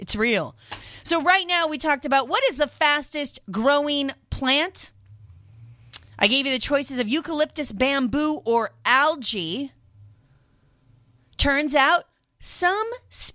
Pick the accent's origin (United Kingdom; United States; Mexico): United States; Washington; I grew up in Washington State